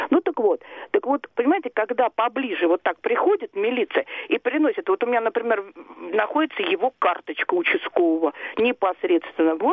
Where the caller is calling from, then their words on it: Moscow, Russia; А, здравствуйте, я из Москвы.